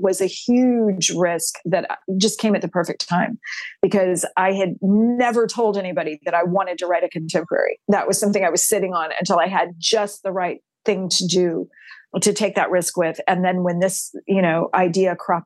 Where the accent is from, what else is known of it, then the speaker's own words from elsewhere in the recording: Texas, United States; I'm a sixth generation Texan on my mom's side